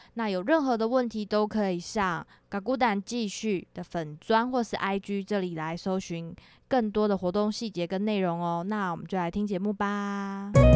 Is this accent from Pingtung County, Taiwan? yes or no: yes; Kulaljuc community, Pingtung County, Taiwan; 我的话是鼓楼嘛